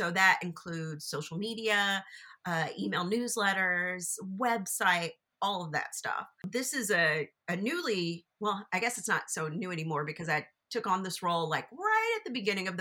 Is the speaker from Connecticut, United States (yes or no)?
no; Louisville, Kentucky, United States; I'm born and raised in Louisville